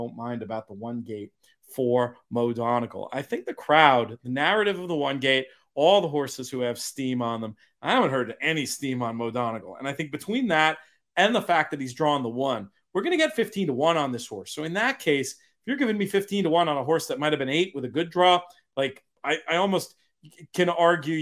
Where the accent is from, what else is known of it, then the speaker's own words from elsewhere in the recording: New York, United States; as a New Yorker